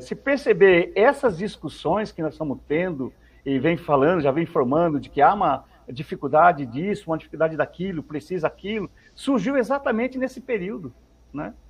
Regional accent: Novo Horizonte, São Paulo, Brazil; Eu sou de Novo Horizonte, né? Eu sou de Novo Horizonte, certo. lá perto de São José do Rio Preto

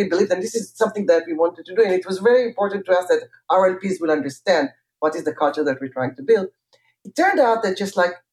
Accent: Jerusalem, Jerusalem District, Israel; I grew up in Jerusalem

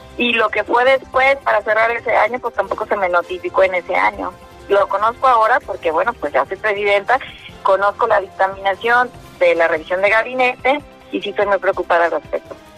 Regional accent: Mexico

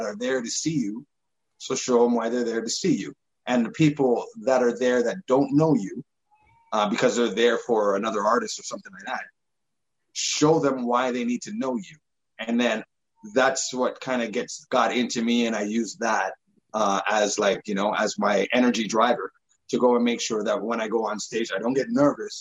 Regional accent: Toronto, Ontario, Canada; where we grew up in Scarborough, right at Markham, between Markham and Eglinton and Lawrence. And then we moved to Malvern right after

